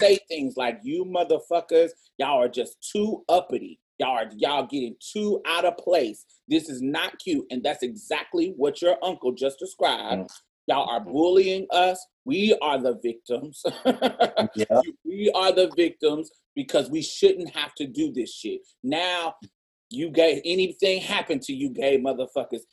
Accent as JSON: {"language": "English", "region": "Texas", "country": "United States", "said": "We are from Texas"}